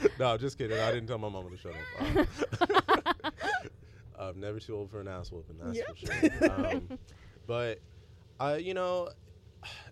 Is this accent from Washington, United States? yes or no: yes; Seattle, Washington, United States; we're from Seattle